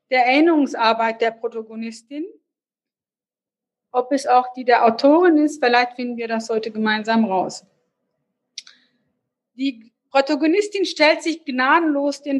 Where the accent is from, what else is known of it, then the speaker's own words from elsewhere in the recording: Hanover, Lower Saxony, Germany; wollte als ähm, Hannoveranerin, habe mich dann aber doch für Literaturwissenschaft in Hannover entschieden.